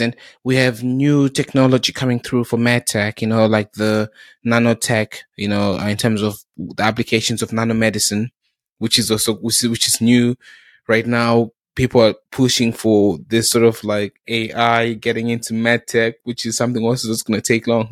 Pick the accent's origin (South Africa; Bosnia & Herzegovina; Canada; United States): South Africa; also born or lived in Zimbabwe; now in United Kingdom; growing up in South Africa